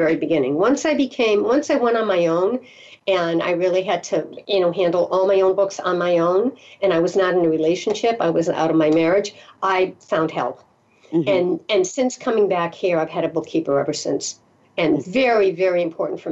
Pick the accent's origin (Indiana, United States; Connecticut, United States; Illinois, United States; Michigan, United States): Connecticut, United States; moved away; also born or lived in the South / Rhode Island; I'm originally from Connecticut, but Rhode Island, Connecticut, Massachusetts, New England.